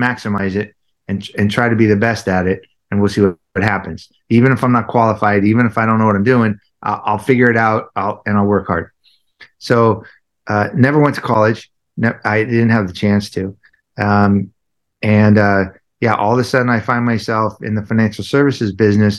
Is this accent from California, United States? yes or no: yes; Southern California, United States; I grew up in Southern California, very traumatic, somewhat of a traumatic childhood